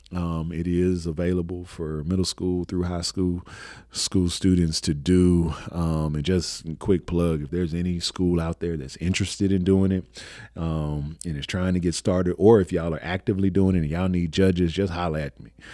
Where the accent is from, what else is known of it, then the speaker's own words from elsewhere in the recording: Houston, Texas, United States; I was born and raised in Houston, Texas.